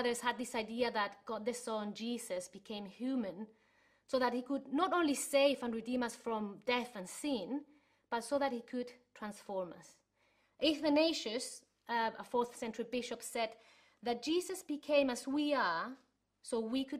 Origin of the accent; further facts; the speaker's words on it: Chile; moved away; I was growing up in Chile, that's where I'm from